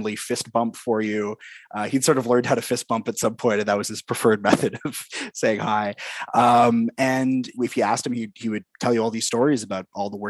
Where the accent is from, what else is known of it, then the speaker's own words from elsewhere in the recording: Vancouver, British Columbia, Canada; growing up in Commercial Drive